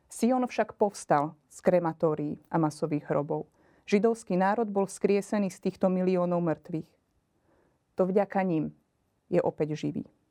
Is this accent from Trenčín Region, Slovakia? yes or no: no; Margecany, Košice Region, Slovakia; pochádzam z východného Slovenska, z Margecian.